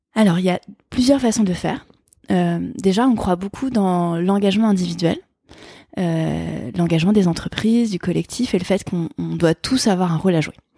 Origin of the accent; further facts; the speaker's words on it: France; Je suis née en France